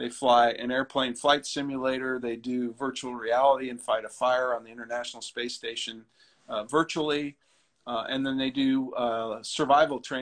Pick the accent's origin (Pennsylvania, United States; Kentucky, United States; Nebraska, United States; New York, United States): Nebraska, United States; Ashland; I'm from Ashland, Nebraska in the Midwest.